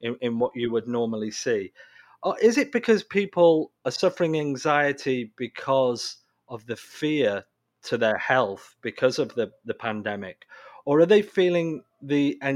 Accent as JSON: {"language": "English", "country": "United Kingdom", "moved": "yes", "said": "I'm British originally"}